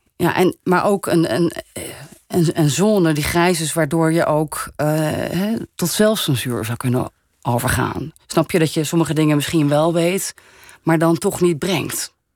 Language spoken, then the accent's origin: Dutch; Netherlands; Dus in Frankrijk ben ik een Nederlander. In Nederland ben ik dan, oh, dat half Franse meisje